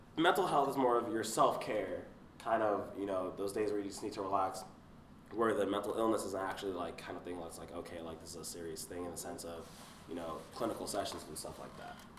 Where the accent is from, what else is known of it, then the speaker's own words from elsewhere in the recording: West Palm Beach, Florida, United States; I'm from West Palm Beach, Florida. Shout out 561.